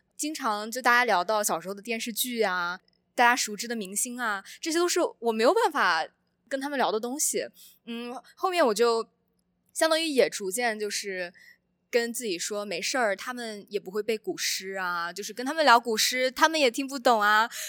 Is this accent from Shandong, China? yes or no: yes; Shandong, China; moved away as an adult; now in United States; 我之前作为一个传统的山东人